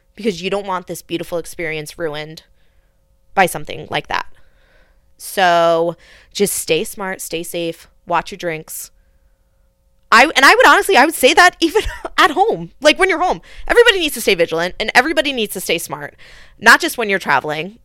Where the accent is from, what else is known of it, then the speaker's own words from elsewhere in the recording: United States; especially an, an American woman